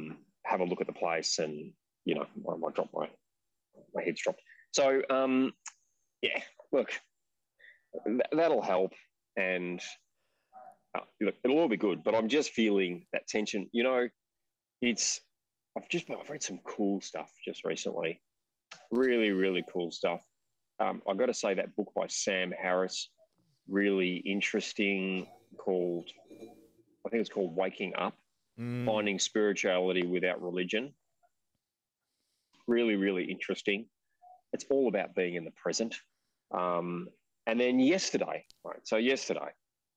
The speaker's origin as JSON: {"language": "English", "country": "Australia", "said": "we're Australian"}